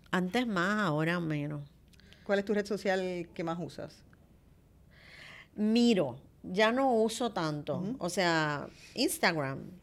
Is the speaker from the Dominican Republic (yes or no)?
yes; Santo Domingo, Dominican Republic; moved away as an adult; Yo tengo la virtud de que desde que yo vine de Santo Domingo, la muchacha que trabajaba con nosotros, como mis nenes llegaron chiquitos, pues se vino con nosotros para acá y cocina divino.